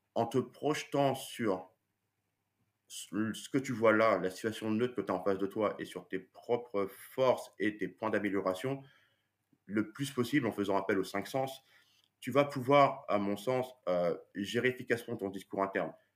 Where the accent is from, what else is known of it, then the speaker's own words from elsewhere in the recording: France; nous en tant que Français